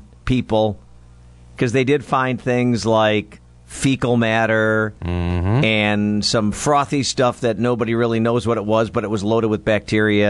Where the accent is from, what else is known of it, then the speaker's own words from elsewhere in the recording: West Allis, Wisconsin, United States; I grew up in West Allis, and we had a couple of local pools that we went